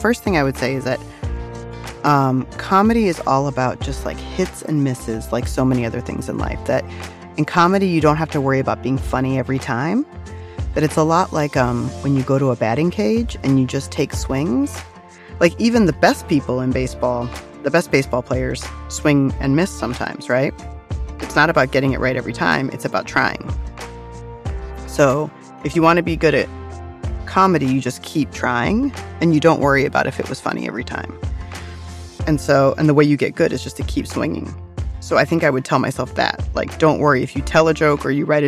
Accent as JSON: {"language": "English", "region": "Virginia", "country": "United States", "tie": "born or raised there", "moved": "yes", "lives_now": "New York City, United States", "said": "I grew up in Virginia"}